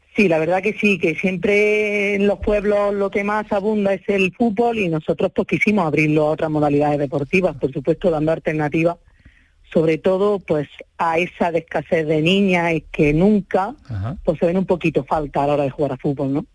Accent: Pozo Alcón, Andalusia, Spain; el club de mi pueblo

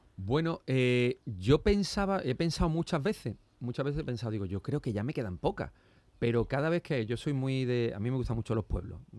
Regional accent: Seville, Andalusia, Spain; also born or lived in Málaga; yo nací en Sevilla, pero mis abuelos vivían aquí

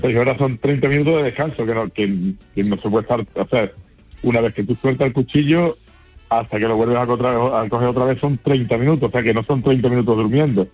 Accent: San Juan del Puerto, Andalusia, Spain; el Ayuntamiento de San Juan del Puerto, que es mi pueblo

